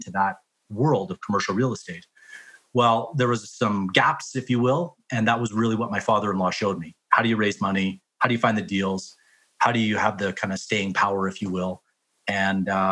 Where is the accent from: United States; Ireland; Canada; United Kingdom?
Canada; Whitecourt, Alberta; now in Calgary, Canada; I grew up in Whitecourt, Alberta, small town